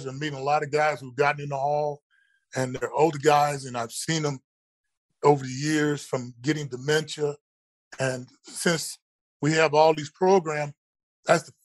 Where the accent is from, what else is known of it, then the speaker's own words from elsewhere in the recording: College Station, Texas, United States; back at Texas A&M, where I grew up here down in College Station